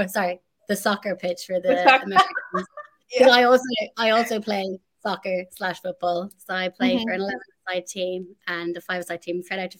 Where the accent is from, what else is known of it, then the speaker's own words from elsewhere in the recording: Ireland; I'm Irish